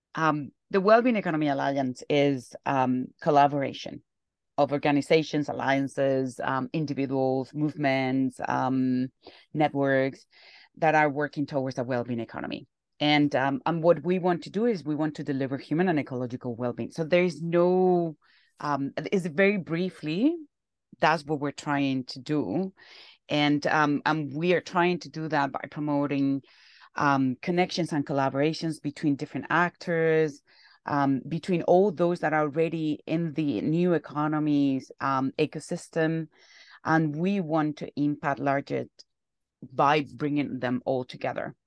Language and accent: English; Alcalá de Henares, Community of Madrid, Spain; moved away; I'm from Alcalá de Henares